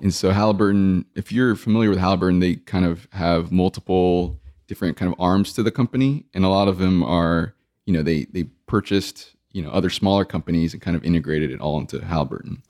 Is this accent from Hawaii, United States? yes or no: no; South Texas, United States; I grew up in, in South Texas